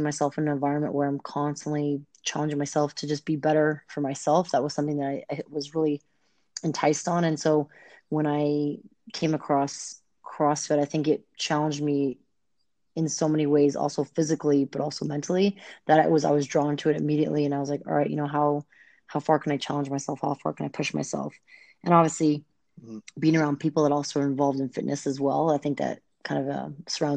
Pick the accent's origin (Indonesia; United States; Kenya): United States; Bay Area, California; moved away; also born or lived in La Jolla, California / San Ramon, California; when I moved to the Bay Area, I was there, like Pleasant Hill, Walnut Creek, Concord area for about 6 years